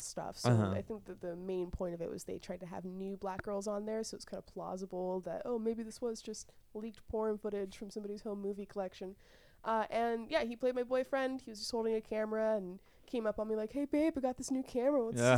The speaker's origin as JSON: {"language": "English", "town": "Nashville", "region": "Tennessee", "country": "United States", "tie": "born or raised there", "also_born_or_lived": "St. Louis, Missouri", "moved": "as an adult", "lives_now": "Los Angeles, United States", "said": "I grew up in Nashville, Tennessee"}